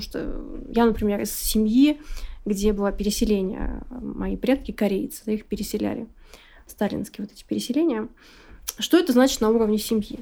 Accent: Siberia, Russia; я с Сибири

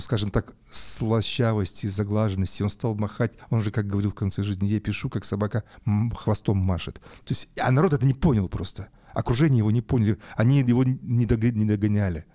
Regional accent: Yekaterinburg, Sverdlovsk Oblast, Russia; moved away as an adult; also born or lived in Saint Petersburg; я сам уралец по, по всем корням

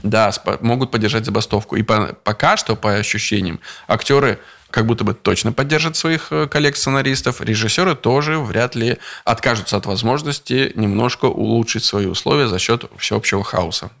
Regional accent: Veliky Novgorod, Novgorod Oblast, Russia; из Петербурга мы в мой родной город привезли наш сериал

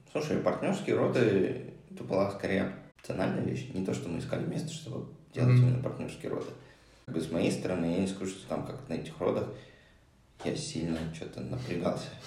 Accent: Moscow, Russia; moved away as an adult; also born or lived in Hong Kong / Japan; now in Cyprus; Я родился в Москве, а, где прожил до 26 лет.

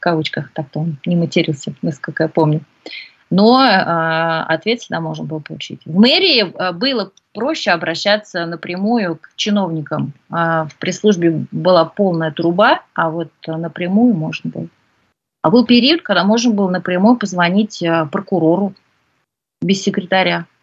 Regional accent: Ufa, Bashkortostan, Russia; родилась в Уфе

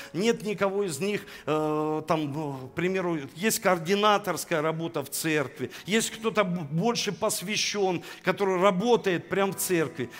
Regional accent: Saint Petersburg, Russia; now in Rostov-on-Don, Russia; я родился в Санкт-Петербурге

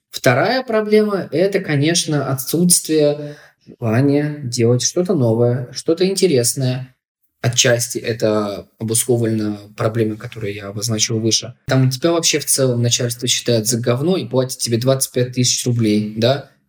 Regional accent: Chelyabinsk, Chelyabinsk Oblast, Russia; я не хочу по-снобски относиться к регионам, я сам из Челябинска.

